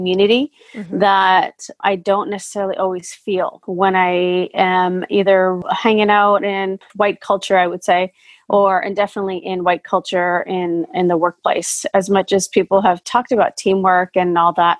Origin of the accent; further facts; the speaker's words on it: Vancouver, British Columbia, Canada; moved away as an adult; also born or lived in Fiji / Calgary, Alberta, Canada; now in Portland, United States; I was born in Fiji and I moved to Canada, Calgary, Alberta, when I was 1.5. So 1.5 to almost 8. So pretty, you know, I have memories of Canada and Calgary. I was in Calgary. And then from 8 to 18, which I call my formative years, I was in Vancouver, BC.